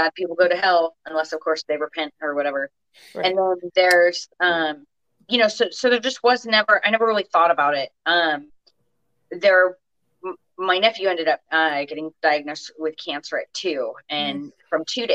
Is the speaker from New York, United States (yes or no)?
no; Orange County, California, United States; I grew up in Orange County, so I'm the last of six kids